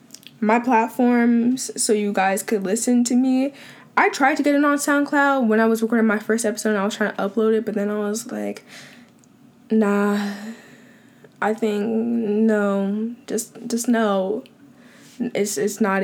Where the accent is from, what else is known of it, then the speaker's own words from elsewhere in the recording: Long Island, New York, United States; I'm from Long Island, New York, born and still being raised here